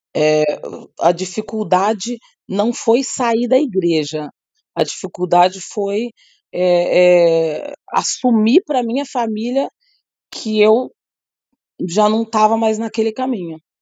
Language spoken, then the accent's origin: Portuguese; Brazil; moved away; no Brasil, no meu país, no lugar onde eu nasci